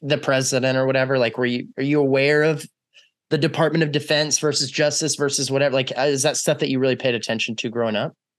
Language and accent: English; Texas, United States; I was raised in Texas